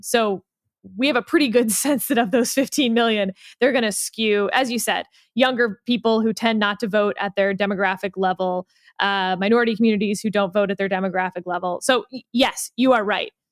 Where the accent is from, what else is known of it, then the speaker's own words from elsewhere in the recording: Houston, Texas, United States; I come from Houston, the land of over air conditioning